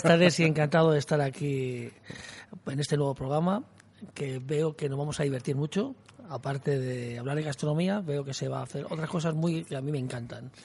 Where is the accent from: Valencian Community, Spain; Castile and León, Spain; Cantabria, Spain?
Castile and León, Spain; en mi pueblo que había 200 hay 30